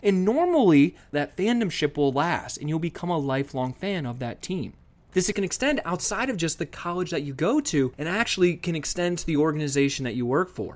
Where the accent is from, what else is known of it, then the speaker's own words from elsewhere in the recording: Columbus, Ohio, United States; moved away as an adult; also born or lived in Virginia; I grew up in Columbus, Ohio